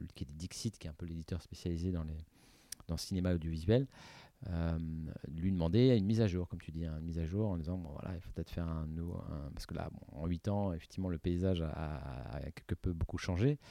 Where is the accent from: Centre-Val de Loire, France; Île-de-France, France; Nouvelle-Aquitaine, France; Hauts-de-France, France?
Île-de-France, France; Paris; j'habitais à Paris